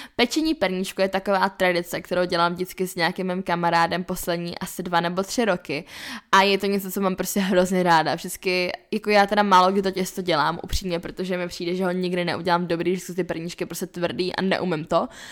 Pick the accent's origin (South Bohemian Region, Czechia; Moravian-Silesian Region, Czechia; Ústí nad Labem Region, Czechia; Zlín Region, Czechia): South Bohemian Region, Czechia; Lipno nad Vltavou; now in Prague, Czech Republic; jsem z Lipran Vltavou, tak tam jsme měli vždycky že jo, zamrzlou vodu